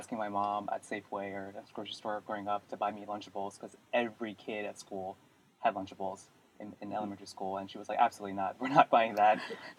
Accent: Northern Virginia, United States; I grew up outside of DC in Northern Virginia. It's a very diverse community and also tons of immigrants.

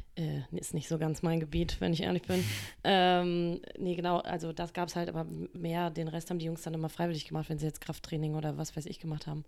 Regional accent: Mecklenburg-Vorpommern, Germany; moved away as an adult; also born or lived in Stuttgart; now in Hamburg, Germany; Ich komme eigentlich aus Mecklenburg-Vorpommern, bin nach dem Abitur nach Stuttgart gegangen

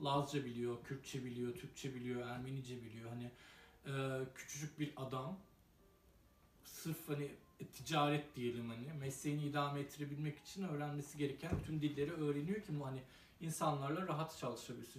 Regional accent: Iskenderun, Hatay, Turkey; ben de Hataylıyım, İskenderunluyum

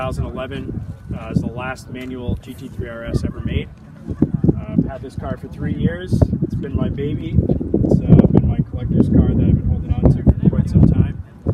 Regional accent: Walpole, Massachusetts, United States; I'm from Walpole, Massachusetts.

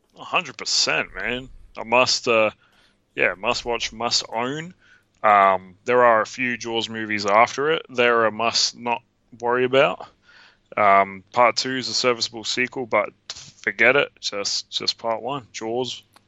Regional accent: Australia

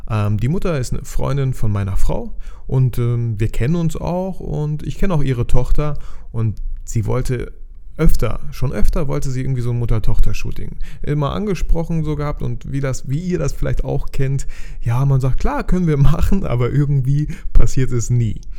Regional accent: Bielefeld, North Rhine-Westphalia, Germany; weil ich komme aus Bielefeld

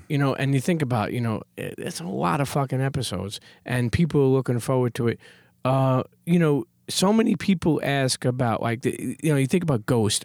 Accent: New York City, New York, United States; I love being a Brooklyn Knight. I love being a New Yorker.

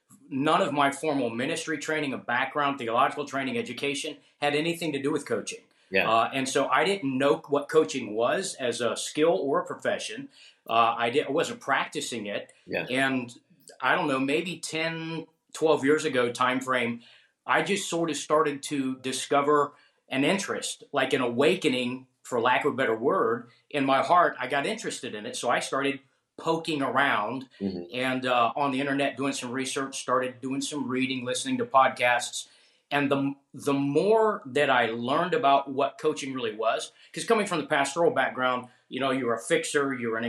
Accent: Tampa, Florida, United States; also born or lived in Atlanta, Georgia; I was born in Atlanta in the early 1970s. My family got relocated here for my dad's job. So I'm almost, but not quite, a native Floridian

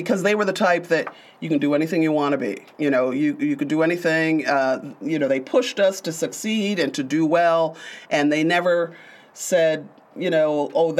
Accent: Syracuse, New York, United States; also born or lived in England; Growing up in Central New York, in North Syracuse

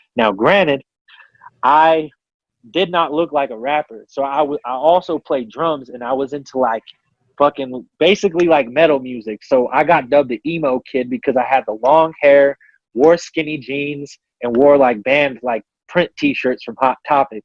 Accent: Colorado, United States; I'm from Colorado

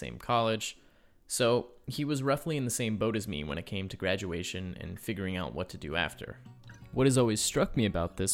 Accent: Springfield, Illinois, United States; moved away as an adult; now in Chicago, United States; I was in Springfield, my hometown

